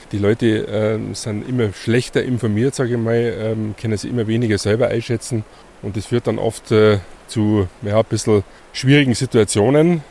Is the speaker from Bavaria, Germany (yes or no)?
yes; Grainau, Bavaria, Germany; das Werdenfelser Land, Greinau als, als mein Heimatdorf